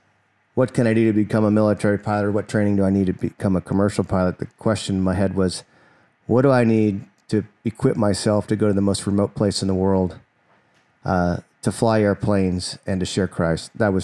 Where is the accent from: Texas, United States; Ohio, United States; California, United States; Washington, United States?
California, United States; Santa Cruz; I was raised up in Santa Cruz, California.